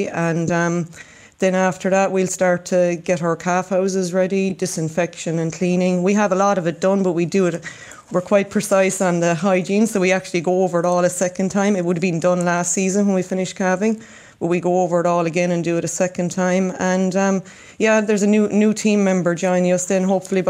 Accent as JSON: {"language": "English", "town": "Castletownbere", "region": "Munster", "country": "Ireland", "tie": "born or raised there", "also_born_or_lived": "New Zealand", "moved": "as an adult", "lives_now": "Dungarvan, Ireland", "said": "growing up in West Cork"}